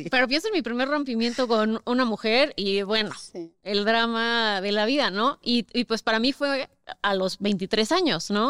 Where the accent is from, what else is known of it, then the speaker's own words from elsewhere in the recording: Querétaro, Mexico; now in Mexico City, Mexico; yo crecí toda la vida en Querétaro